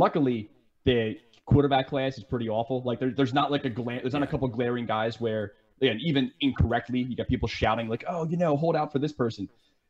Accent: Ireland; I'm Irish, and you know, Kilkenny is like a town in Ireland.

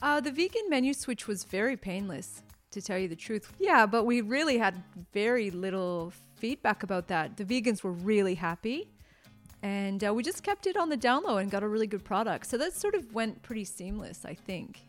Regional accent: near Toronto, Ontario, Canada; moved away as an adult; also born or lived in Taiwan / Melbourne, Australia; now in Australia; I was born near Toronto, and um, I stayed in Canada until I was 25

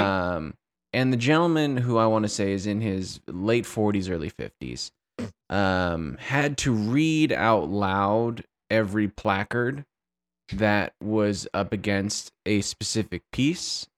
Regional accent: Santa Barbara, California, United States; my hometown of Santa Barbara, California

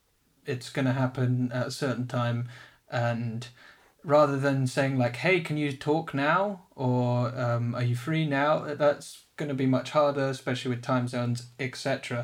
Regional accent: South Africa; born there; When my parents lived in South Africa, when I was born, hashtag I was born in South Africa, that's part of my hashtag story.

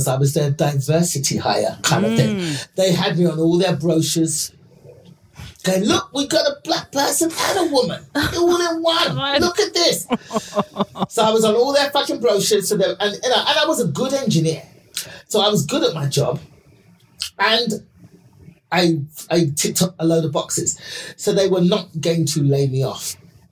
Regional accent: London, United Kingdom; moved away as an adult; now in United States; being born in, raised in quite a poor area of London. I was born in the East End of London.

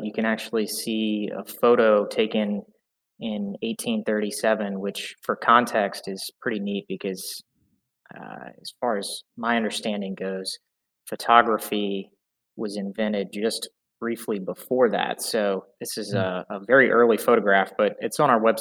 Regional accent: Greensboro, North Carolina, United States; now in Charlotte, United States; I was born and raised in Greensboro, North Carolina, about an hour and a half north from where I'm at right now, in Charlotte, North Carolina.

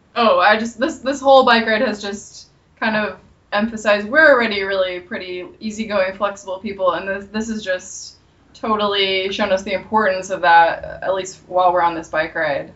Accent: St. Louis, Missouri, United States; moved away as an adult; also born or lived in Los Angeles, United States; I'm from St. Louis originally, and um, basically I went to college in Missouri as well

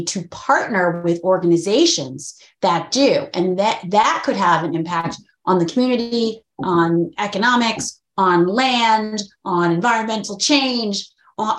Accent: Massachusetts, United States; I'm actually grew up in Massachusetts

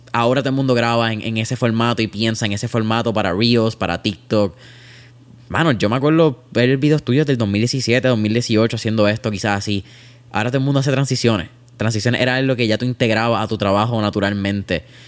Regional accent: Puerto Rico; la cultura que nosotros miramos como puertorriqueños

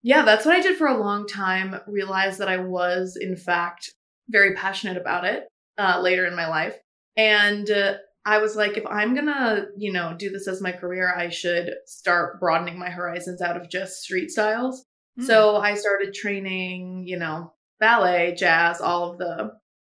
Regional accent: Raleigh, North Carolina, United States; I grew up in Raleigh, North Carolina

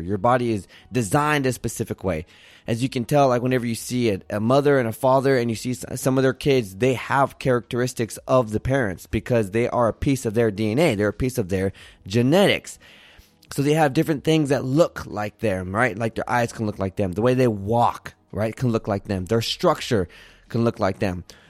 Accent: Santa Barbara, California, United States; moved away; also born or lived in Arizona; I was born in Santa Barbara, California, went to school in Arizona

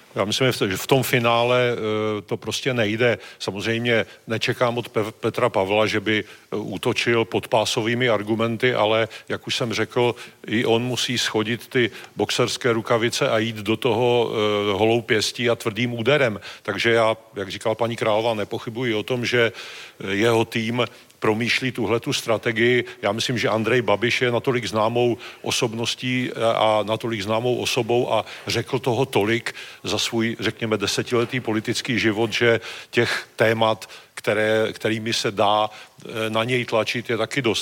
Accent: Moravian-Silesian Region, Czechia; já jsem z Moravskoslezského kraje

